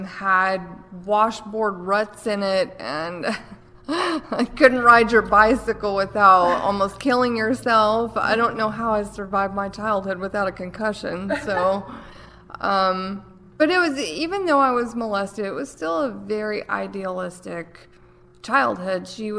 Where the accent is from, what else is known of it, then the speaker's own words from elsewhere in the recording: Asheville, North Carolina, United States; Born and raised, Buncombe County. So I lived with my grandmother most of my childhood.